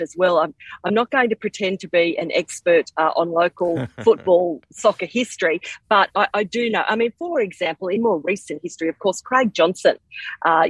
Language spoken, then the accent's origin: English; Kurri Kurri, New South Wales, Australia; I'm a Curry girl. I was born in Curry. I went to Curry High.